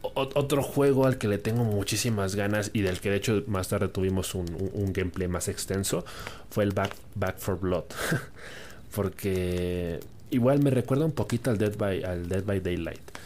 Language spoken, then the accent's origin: Spanish; Mexico; nosotros en particular que somos de México